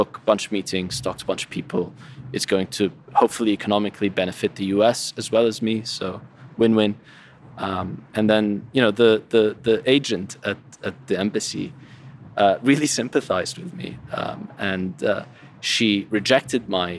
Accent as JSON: {"language": "English", "country": "Syria", "moved": "yes", "said": "I'm from Syria"}